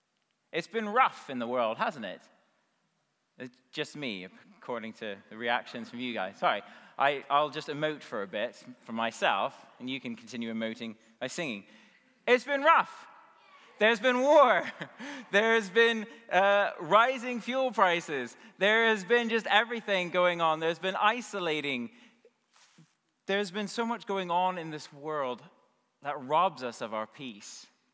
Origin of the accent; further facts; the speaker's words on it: United States; now in United Kingdom; I'm originally from the States